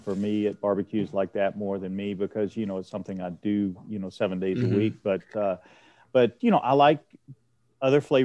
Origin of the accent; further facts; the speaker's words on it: Florence, Alabama, United States; I was born in Florence, Alabama, which is about an hour from Decatur. So, yeah, I've been around North Alabama all my life, right along the Tennessee River.